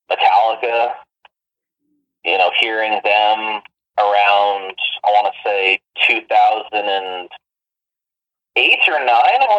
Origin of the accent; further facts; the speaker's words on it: Mississauga, Ontario, Canada; also born or lived in Toronto; initially born in Toronto, but have lived in Mississauga for 19 years now.